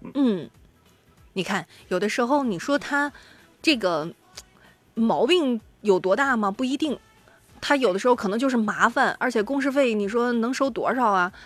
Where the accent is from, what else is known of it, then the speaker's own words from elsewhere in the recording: Shandong, China; 尤其符合我们山东人的审美